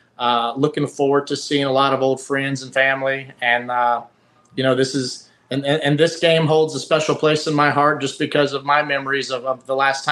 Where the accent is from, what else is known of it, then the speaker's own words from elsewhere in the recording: Virginia, United States; when I say I'm from Virginia, at some point, it could be 30 minutes down the road, it could be 30 days, it could be 2 months, it could be 3 years.